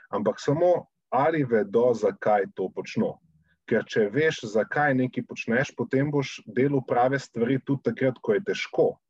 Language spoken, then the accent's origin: Slovenian; Slovenia